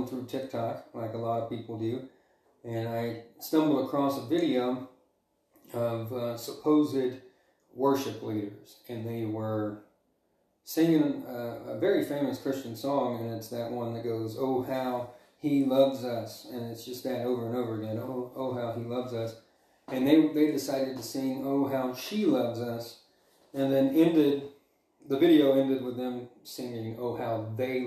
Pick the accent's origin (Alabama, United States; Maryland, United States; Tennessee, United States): Alabama, United States; moved away as an adult; also born or lived in Montana; now in Dillon, United States; I'm originally from Alabama, and I moved to Montana in 2018.